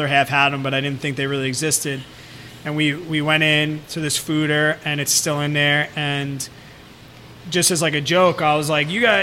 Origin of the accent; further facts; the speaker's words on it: Long Island, New York, United States; I'm from Long Island